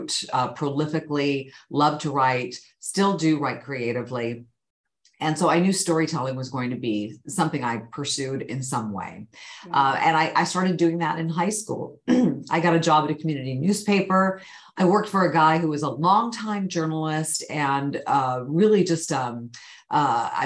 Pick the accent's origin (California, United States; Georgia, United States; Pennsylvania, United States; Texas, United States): California, United States; Sacramento; also born or lived in Bay Area, California; I grew up in Northern California. I was born in the Bay Area and moved up to the Sacramento area as a young child